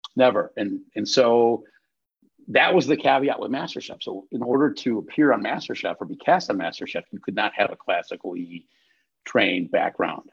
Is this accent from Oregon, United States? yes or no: no; North Shore, Illinois, United States; I grew up on the North Shore